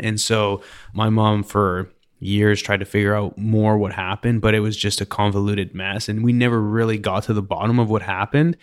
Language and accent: English; Canada; now in Houston, United States; I'm Canadian